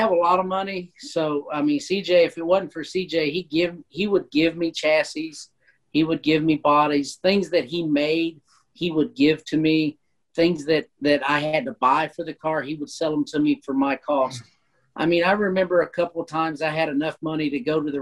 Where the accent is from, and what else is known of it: Indiana, United States; born or raised there